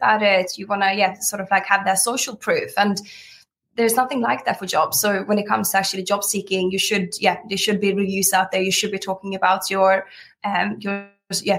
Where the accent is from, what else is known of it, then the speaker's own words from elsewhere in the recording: Sweden; now in United Kingdom; I'm from Sweden, but I've been here for 13 years